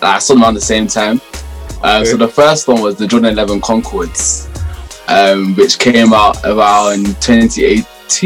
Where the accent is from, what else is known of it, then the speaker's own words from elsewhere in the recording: London, United Kingdom; I grew up in Southeast London too, but more on like the Thamesmead, Woolwich, Kent sides